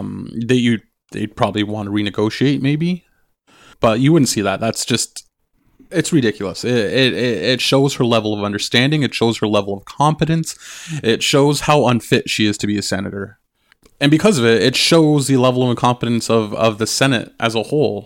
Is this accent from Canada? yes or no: yes; Canada; I'm Anishinaabe and I'm Canadian.